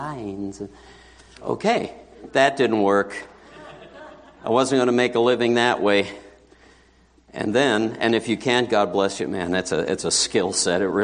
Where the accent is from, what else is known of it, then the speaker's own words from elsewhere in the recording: New York City, New York, United States; I grew up in New York City, and I was raised in an assembly